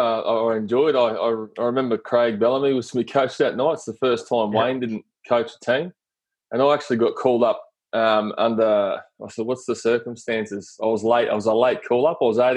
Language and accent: English; Rockhampton, Queensland, Australia; also born or lived in Yeppoon; I grew up in Central Queensland, Rockhampton mainly, and I attended Glenmore School there, and then I went down to Yeppoon and attended Yeppoon High afterwards